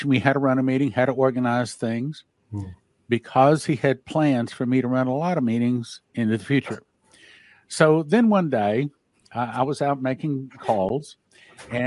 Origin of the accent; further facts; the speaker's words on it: Odessa, Texas, United States; I grew up in Odessa, Texas